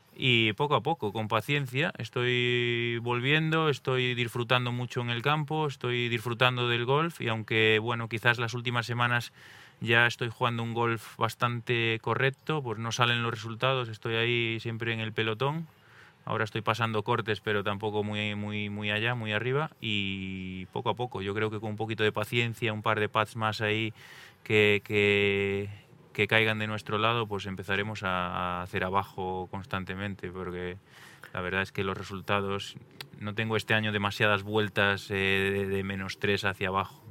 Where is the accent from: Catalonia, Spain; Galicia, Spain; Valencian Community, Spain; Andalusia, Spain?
Galicia, Spain; yo soy de Galicia, tenemos muchísimos ríos, montañas